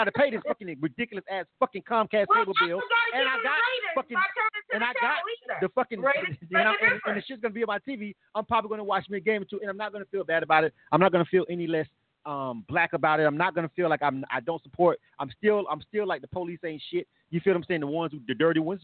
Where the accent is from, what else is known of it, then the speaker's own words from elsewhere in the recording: Florida, United States; I'm from Florida. It's a football state.